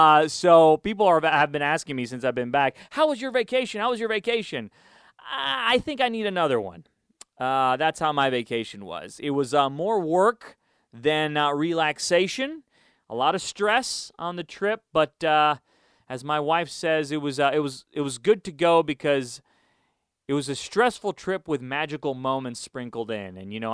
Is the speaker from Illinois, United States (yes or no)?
yes; Chicago, Illinois, United States; now in Houston, United States; We moved to Houston in 92. And funny story with that, we came from Chicago, and we moved to Houston. My dad got transferred.